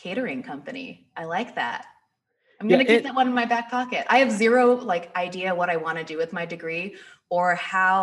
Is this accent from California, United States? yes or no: yes; 30 minutes outside of Los Angeles, Southern California, United States; moved away as an adult; also born or lived in New York City; now in Detroit, United States; So I grew up in Southern California, like 30 minutes outside of Los Angeles